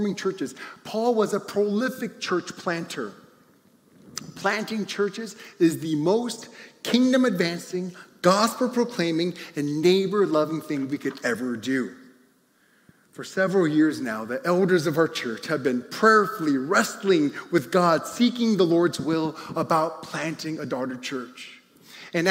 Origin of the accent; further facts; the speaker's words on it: United States; as American Christians